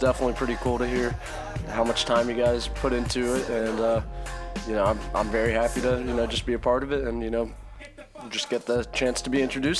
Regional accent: Hershey, Pennsylvania, United States; born there; I was born in Hershey, Pennsylvania. Only lived there for a year. My dad was in grad school.

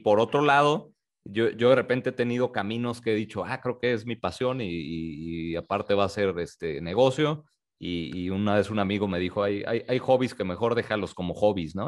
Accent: Tijuana, Baja California, Mexico; moved away; also born or lived in Mexico City / Guadalajara; yo nací en la Ciudad de México, sin embargo, crecí en el norte, crecí en Tijuana

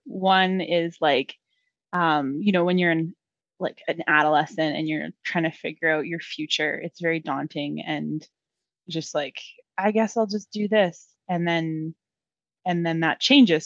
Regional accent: Lower Mainland, British Columbia, Canada; also born or lived in Langley / Abbotsford; I have been born and raised in the lower mainland and have never left.

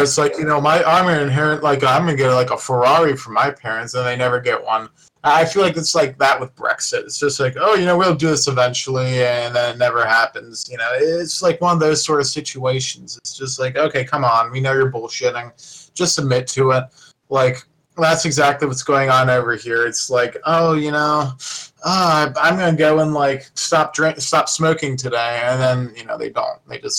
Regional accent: United States

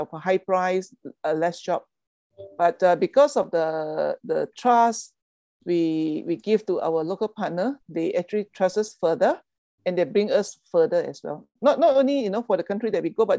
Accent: Malaysia; being a Malaysian

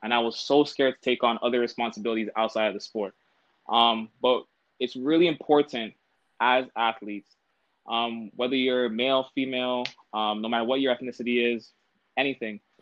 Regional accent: Toronto, Ontario, Canada; I'm from Toronto

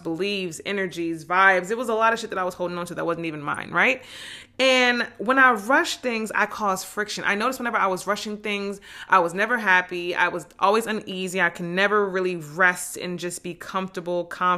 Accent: New Jersey, United States; I'm from Jersey

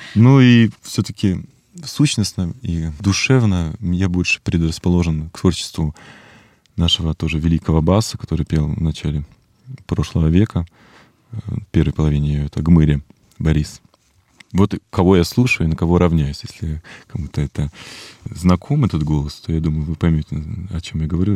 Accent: Irkutsk, Irkutsk Oblast, Russia; moved away as an adult; now in Moscow, Russia; в этом городе, в Иркутске, моем родном городе

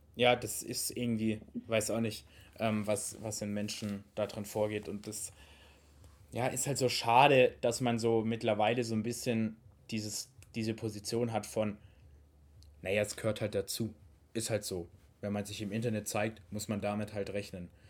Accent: Baden-Württemberg, Germany; wir sind aus Baden-Württemberg

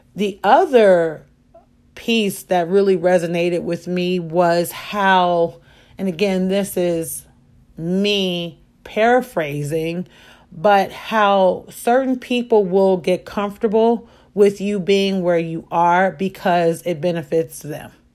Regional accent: Chicago, Illinois, United States; I am a Chicagoan

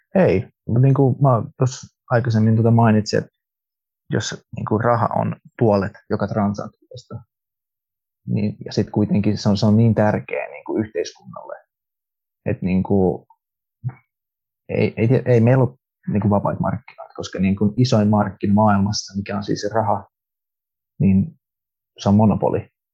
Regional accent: Finland; Finnish is a second language; Suomi ei ole mun äidinkieli. Mä oon kasvanut Suomessa

